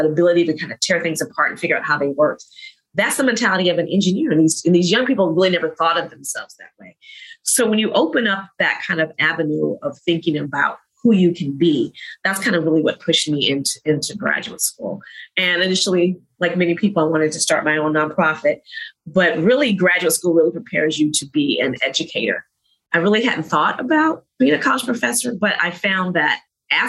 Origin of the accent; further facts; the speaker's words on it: North Carolina, United States; I grew up here in North Carolina